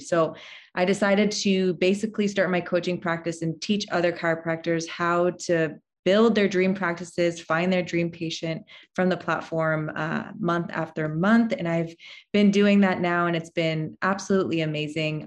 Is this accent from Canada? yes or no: yes; Canada; moved away as an adult; now in Texas, United States; I'm actually Canadian, so I came from Canada all the way to Texas to um, start my life here with my husband.